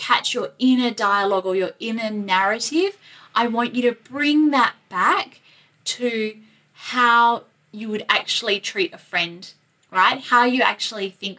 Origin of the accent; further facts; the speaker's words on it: Australia; accent: Aussie; my Aussie accent